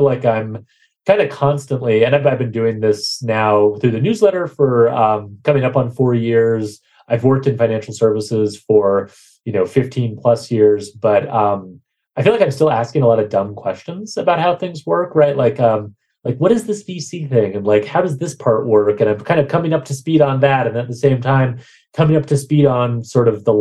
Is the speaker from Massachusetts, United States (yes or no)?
no; Bozeman, Montana, United States; I was growing up in Bozeman, Montana